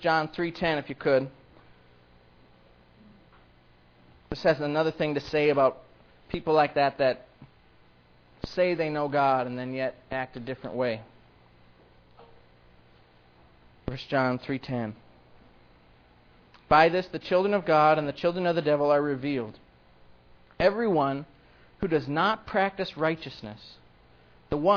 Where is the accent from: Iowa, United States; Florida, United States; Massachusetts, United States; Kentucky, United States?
Iowa, United States; I grew up in Iowa.